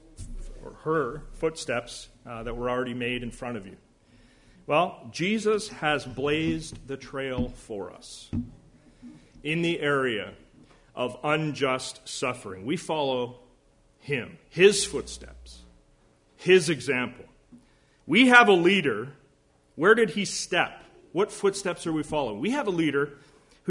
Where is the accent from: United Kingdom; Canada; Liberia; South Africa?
Canada; Alberta; I'm from Alberta